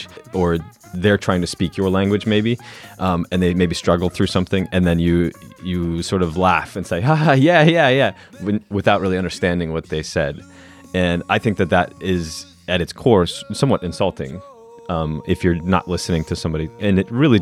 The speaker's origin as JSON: {"language": "English", "town": "Denver", "region": "Colorado", "country": "United States", "said": "I'm from Denver, Colorado"}